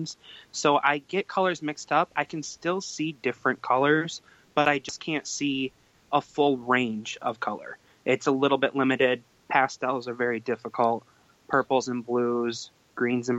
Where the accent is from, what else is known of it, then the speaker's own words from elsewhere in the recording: Canandaigua, New York, United States; I am from Canandaigua, New York